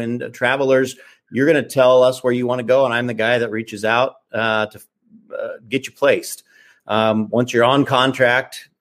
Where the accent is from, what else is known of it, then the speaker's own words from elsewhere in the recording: Hastings, Nebraska, United States; I'm actually originally from Nebraska. I'm from Hastings, Nebraska.